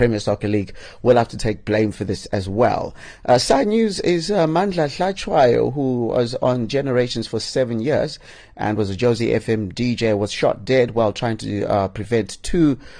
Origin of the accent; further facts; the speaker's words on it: Bulawayo, Zimbabwe; I'm from Bulawayo